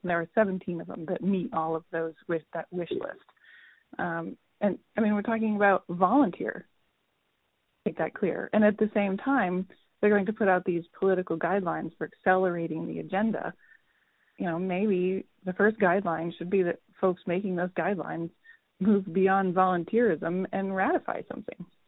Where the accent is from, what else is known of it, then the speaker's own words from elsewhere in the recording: Vermont, United States; I'm from Vermont.